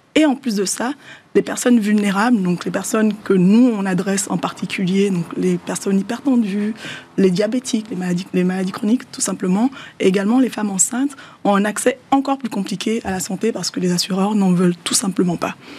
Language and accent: French; Benin; Le Yoruba est une langue qui est parlée au Bénin, dans mon pays d'origine